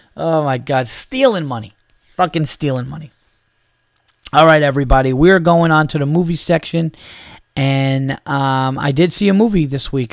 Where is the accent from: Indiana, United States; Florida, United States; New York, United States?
New York, United States; I'm from New York.